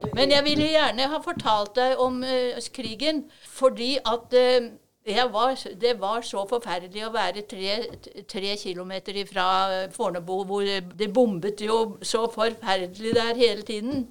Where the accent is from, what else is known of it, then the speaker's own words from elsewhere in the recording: Oslo, Norway; now in Drammen, Norway; vi kommer fra Oslo